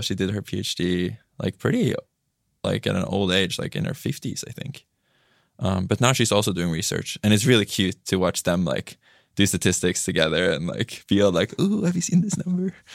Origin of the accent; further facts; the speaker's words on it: Tromsø, Troms, Norway; I'm from Tromsø, which is you know north of the Arctic Circle.